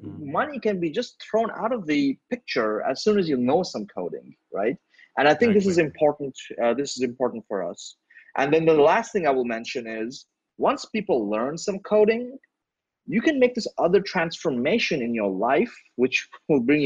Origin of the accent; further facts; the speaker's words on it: India; I'm from India